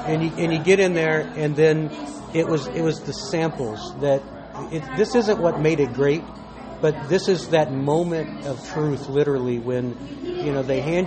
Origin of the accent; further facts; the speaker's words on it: Texas, United States; I grew up in Texas